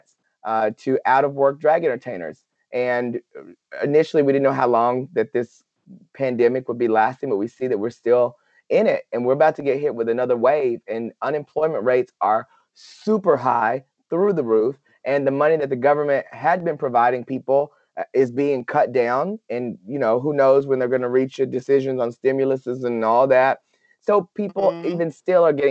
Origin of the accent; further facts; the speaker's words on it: Paris, Texas, United States; here in my hometown of Paris, Texas